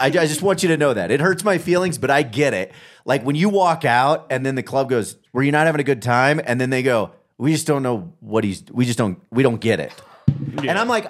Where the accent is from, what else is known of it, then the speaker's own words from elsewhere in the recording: Kansas City, United States; I grew up in Kansas City.